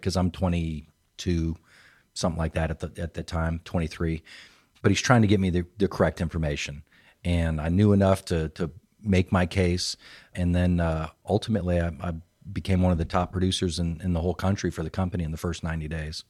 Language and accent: English; Phoenix, Arizona, United States; also born or lived in California; now in Triangle area, North Carolina, United States; I claimed Phoenix, Arizona